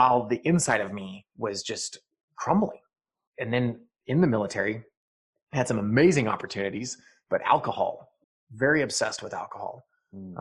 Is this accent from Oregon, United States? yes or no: no; Eastern Montana, United States; moved away; also born or lived in Tempe, Arizona; I grew up in Eastern Montana